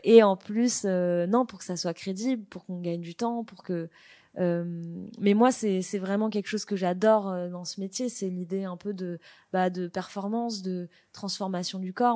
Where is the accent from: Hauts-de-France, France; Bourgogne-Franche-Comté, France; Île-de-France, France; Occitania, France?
Île-de-France, France; Paris; je viens de Paris